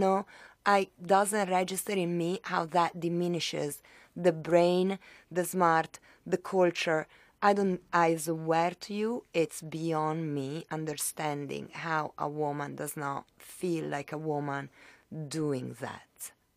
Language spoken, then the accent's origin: English; Italy; moved away as an adult; now in Miami, United States; I was raised in Italy and I was in Italy until I was nineteen